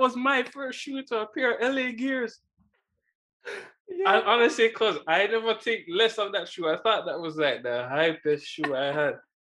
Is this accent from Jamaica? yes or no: yes; Jamaica; now in Canada; leaving Jamaica, like growing up in Jamaica, I loved white shoes. Coming to Canada